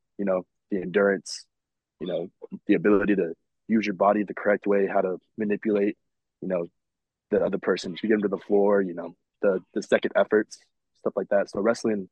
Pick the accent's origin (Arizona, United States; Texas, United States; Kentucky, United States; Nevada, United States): Nevada, United States; Las Vegas; I'm born and raised in Las Vegas.